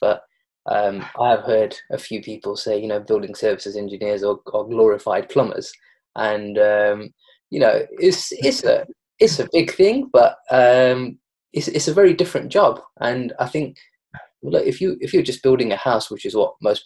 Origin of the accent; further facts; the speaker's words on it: Derby, East Midlands, United Kingdom; I'm originally from Derby.